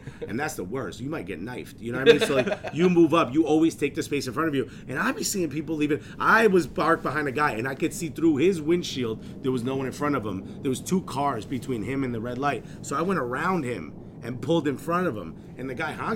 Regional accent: Newark, New Jersey, United States; now in New York, United States; born and raised in Newark

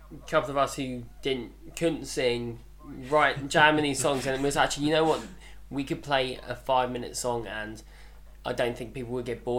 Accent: Margate, South East England, United Kingdom; we're from Margate

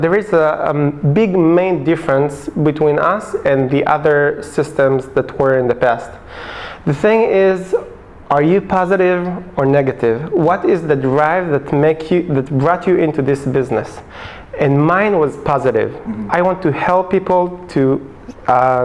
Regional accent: Hashmonaim, Central District, Israel; Originally I'm from Hashmonaim. It's a small settlement near Modi'in.

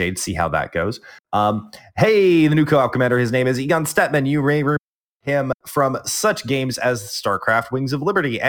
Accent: Texas, United States; I'm from the great country of Texas, the Republic of Texas

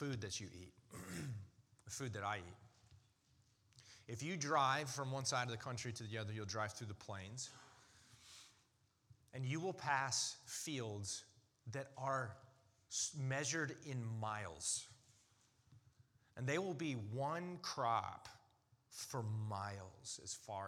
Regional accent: United States; as an American

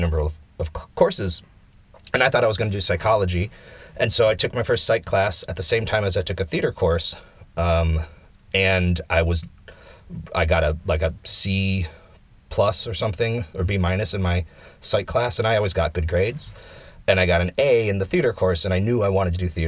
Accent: Michigan, United States; moved away as an adult; now in Finland; I'm from Michigan, which is in the Midwest

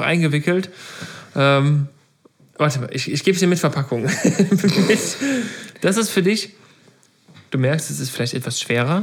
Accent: Meckenheim, North Rhine-Westphalia, Germany; Ich komme ja bekanntermaßen aus Meckenheim

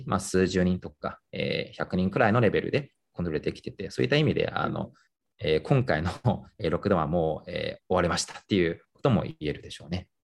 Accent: Nanjing, Jiangsu, China; moved away; 自分が出身地の南京

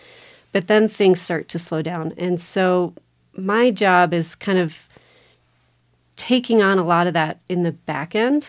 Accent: Telluride, Colorado, United States; My dad was on the fire department. He was on the Placerville Volunteer Fire Department. And so growing up, you know, being part of that firehouse community was a big part of my growing up.

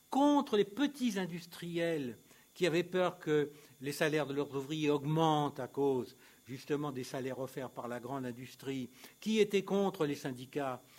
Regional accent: Italy; French is a second language; C'était la grande alternative, y compris chez nous. Chez nous, en Italie, en Finlande, c'était l'alternative.

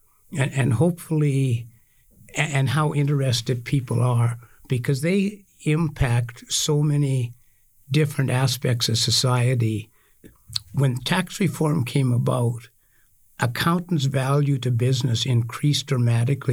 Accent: Saskatchewan, Canada; moved away as an adult; now in Alberta, Canada; I'm originally from Saskatchewan. I grew up on a farm there. I came to Alberta

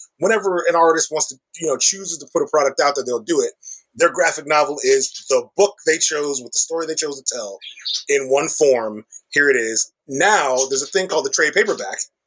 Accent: Chicago, Illinois, United States; I'm from Chicago. I'm from the South Side of Chicago. I grew up in South Shore

